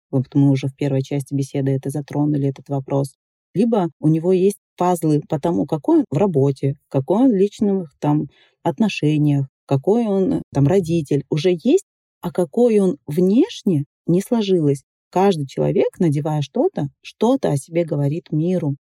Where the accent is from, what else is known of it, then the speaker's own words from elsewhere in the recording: Dagestan, Russia; moved away; я уехала из Дагестана